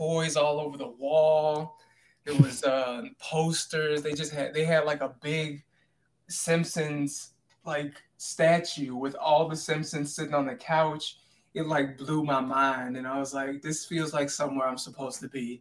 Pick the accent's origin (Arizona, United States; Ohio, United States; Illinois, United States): Illinois, United States; Chicago; moved away as an adult; also born or lived in Seattle area; now in Seattle, United States; I'm from Chicago originally